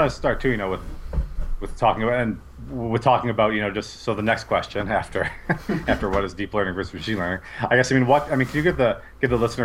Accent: Wisconsin, United States; I'm from Wisconsin. I get called out for my long A's all the time.

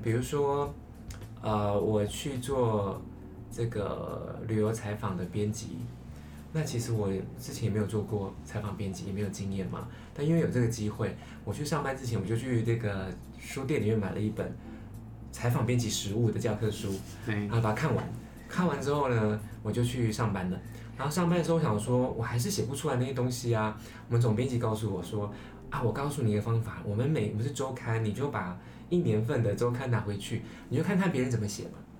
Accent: Taiwan; 一个是台湾的，就，就我这样

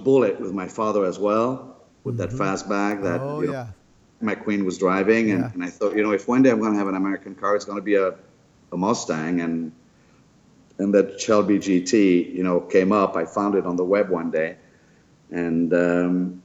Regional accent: France; moved away; born and raised in France

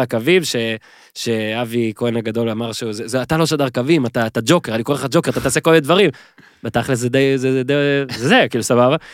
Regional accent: Northern District, Israel; אני מהצפון

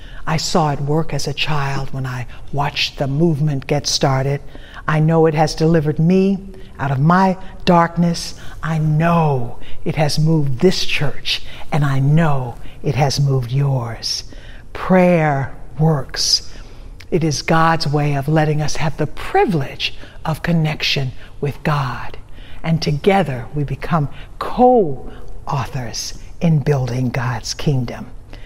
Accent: Little Rock, Arkansas, United States; I grew up during the civil rights movement in the South. When I was probably about 6 years old, Reverend Dr. Martin Luther King came to a church in my hometown of Little Rock, Arkansas

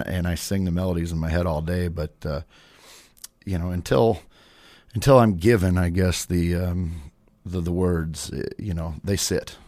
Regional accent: Madison, South Dakota, United States; now in Sioux Falls, United States; when I moved to Sioux Falls, uh, from my hometown of Madison.

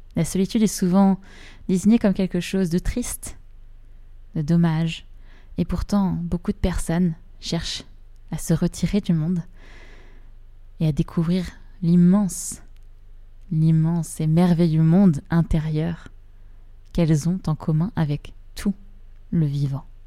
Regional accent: Rouen, Normandy, France; j'ai grandi à Rouen

